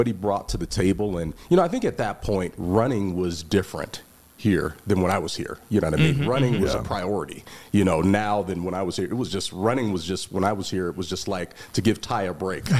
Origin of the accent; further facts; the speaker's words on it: Las Vegas, Nevada, United States; I'm from Bonanza High School